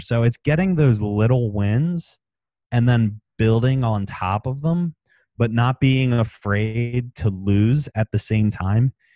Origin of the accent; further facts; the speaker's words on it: Maryland, United States; moved away; also born or lived in West Palm Beach, Florida; I'm from Maryland originally